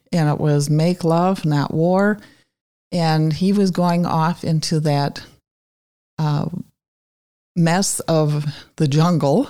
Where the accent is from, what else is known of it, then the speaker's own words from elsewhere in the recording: Wausau, Wisconsin, United States; now in Green Bay, United States; I grew up in Wausau